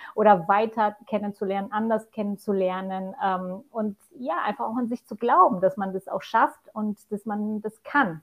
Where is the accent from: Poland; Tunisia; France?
Poland; also born or lived in Germany; now in Austria; bin ich gebürtige Polin, die jetzt als Deutsche in Österreich lebt, mit meinem zweiten Mann.